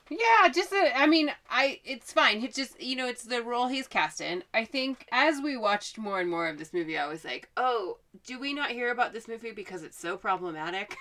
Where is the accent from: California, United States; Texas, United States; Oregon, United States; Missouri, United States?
Oregon, United States; I am from Oregon.